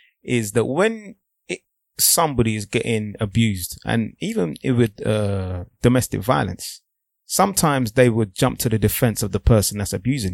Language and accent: English; Nigeria; I'm a black man first. I'm a Nigerian before anything else.